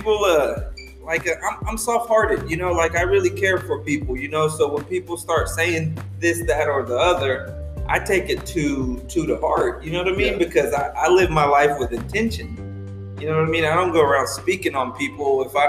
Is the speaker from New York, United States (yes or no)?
no; Borger, Texas, United States; now in Lubbock, United States; I was born here in Lubbock, but we moved to a little town up north, about 2.5 hours from here, Borger, Texas. And that's where I was raised